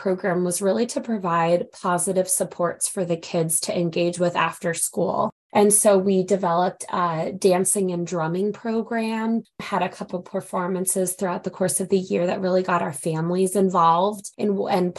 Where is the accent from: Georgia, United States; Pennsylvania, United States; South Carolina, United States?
Pennsylvania, United States; Philadelphia; I grew up in Philadelphia, Pennsylvania, and went to a magnet high school, Central High School in Philadelphia